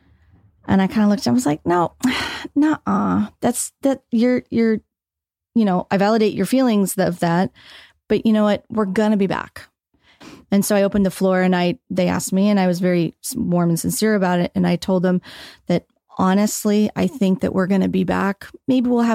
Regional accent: Petaluma, California, United States; I grew up in Petaluma

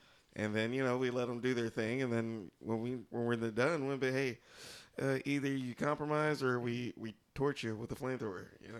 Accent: Texas, United States; As a Texan, I'm happy to hear that.

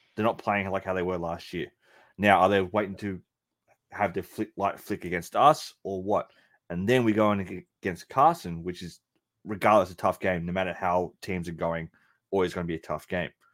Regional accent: Melbourne, Victoria, Australia; in Melbourne, Australia, my hometown

